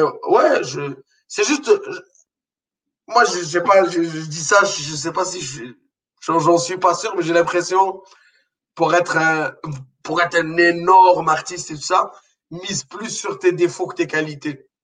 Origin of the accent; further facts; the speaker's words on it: Morocco; now in Quebec, Canada; j'ai grandi au Maroc